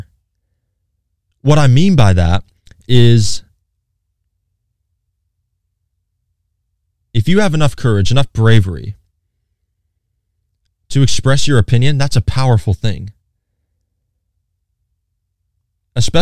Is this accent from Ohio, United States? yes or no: no; Hickory, North Carolina, United States; I'm from Hickory, by the way, born and raised. I've lived in the same house my entire life